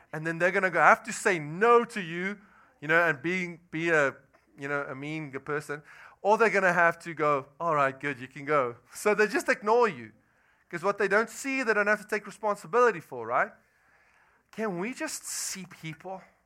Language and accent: English; South Africa; moved away as an adult; I'm from South Africa